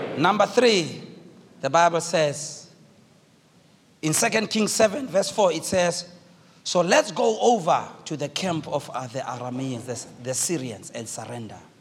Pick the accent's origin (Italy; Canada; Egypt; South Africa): South Africa; I speak as a South African